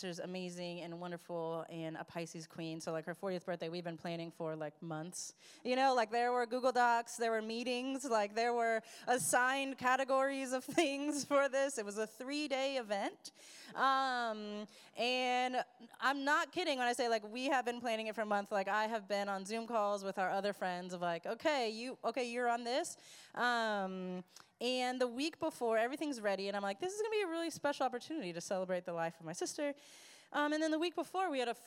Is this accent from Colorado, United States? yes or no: yes; Colorado, United States; moved away; I grew up in Colorado